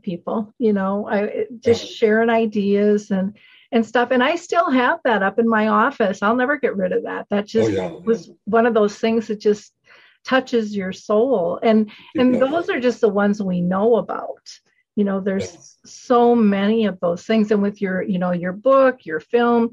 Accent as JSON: {"language": "English", "region": "Minnesota", "country": "United States", "said": "I'm a girl from Minnesota. I didn't travel much."}